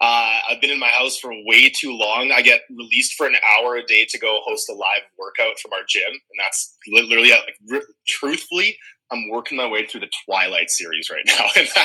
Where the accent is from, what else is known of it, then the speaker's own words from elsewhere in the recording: Edmonton, Alberta, Canada; we're all originally from Edmonton. So back in about 2003, I was still in high school, essentially.